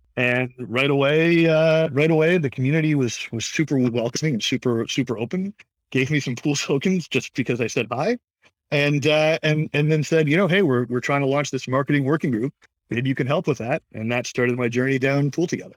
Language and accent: English; Toronto, Ontario, Canada; I'm from Toronto, born and raised